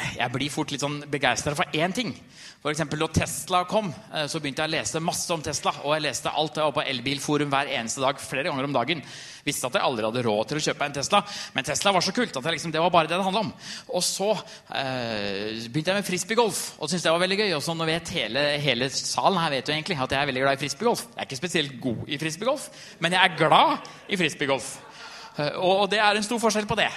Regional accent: Trysil, Innlandet, Norway; Jeg har en som jeg vokste opp med i Trysil

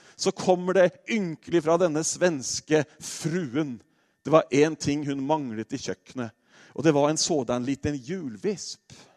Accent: Norway; vi nordmenn

